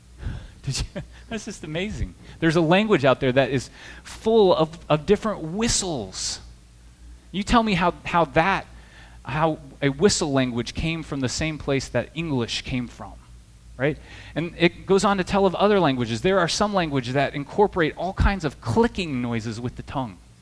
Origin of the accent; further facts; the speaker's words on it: Midwest, United States; also born or lived in the South; now in New Jersey, United States; I'm from the Midwest originally